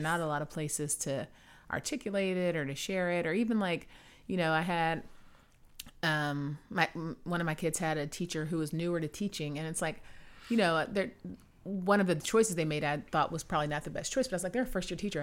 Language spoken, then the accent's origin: English; Houston, Texas, United States; moved away; I'm from Houston originally